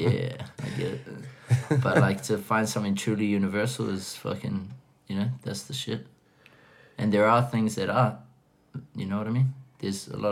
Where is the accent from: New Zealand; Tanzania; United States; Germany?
New Zealand; I'm a New Zealander